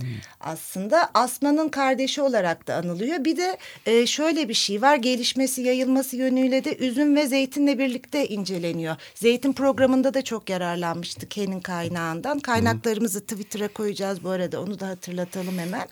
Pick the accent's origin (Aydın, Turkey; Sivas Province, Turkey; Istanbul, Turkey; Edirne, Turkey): Aydın, Turkey; Nazilli; benim kendi memleketimin, Nazilli'nin